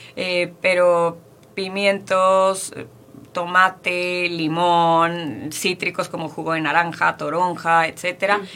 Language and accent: Spanish; Mexico; Estamos acostumbrados como mexicanos